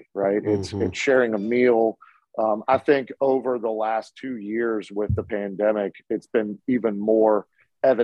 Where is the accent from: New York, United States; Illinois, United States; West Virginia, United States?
West Virginia, United States; Charleston; also born or lived in Morgantown, West Virginia / St. Albans, West Virginia; I grew up here. I was born in Morgantown, lived in St. Albans. And then, you know, we moved to Charleston